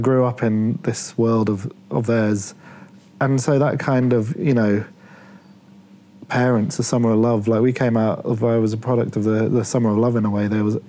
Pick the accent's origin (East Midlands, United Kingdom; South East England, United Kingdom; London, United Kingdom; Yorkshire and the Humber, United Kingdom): Yorkshire and the Humber, United Kingdom; Leeds; also born or lived in Plymouth; I was born... on the south coast. I was born in Plymouth. This is what I feel weird about, because my identity, I was always a northerner. Like I grew up in Leeds.